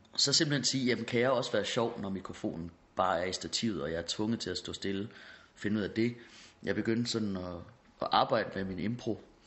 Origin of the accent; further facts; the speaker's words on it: Hårby, Central Denmark Region, Denmark; moved away; also born or lived in Aarhus / Copenhagen; jeg er fra Hårby